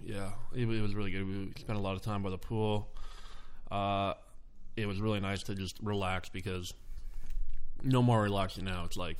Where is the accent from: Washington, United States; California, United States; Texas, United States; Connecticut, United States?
Washington, United States; Renton; I grew up in Renton my whole life